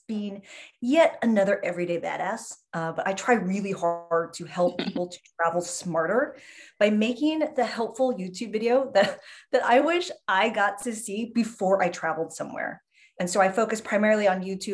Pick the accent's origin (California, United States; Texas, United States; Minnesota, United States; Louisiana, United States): California, United States; San Diego; moved away; also born or lived in San Francisco / New York City / South Florida; I was born in San Diego, lived in San Francisco for a very long time, but then lived in New York City for a long